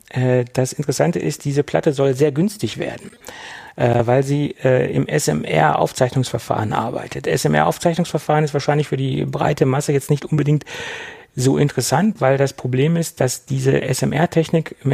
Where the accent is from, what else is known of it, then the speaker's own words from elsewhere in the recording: Göttingen, Lower Saxony, Germany; Ich komme nämlich aus Göttingen und ähm, besser, ja, und daher ist das halt entstanden.